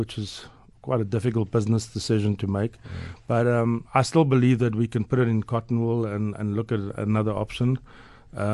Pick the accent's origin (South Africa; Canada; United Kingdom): South Africa; Port Elizabeth, Eastern Cape; now in Johannesburg, South Africa; growing up in Port Elizabeth